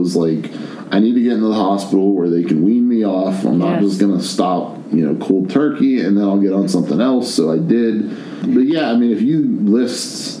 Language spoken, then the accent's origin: English; Penn Hills, Pennsylvania, United States; also born or lived in Virginia; I'm from Penn Hills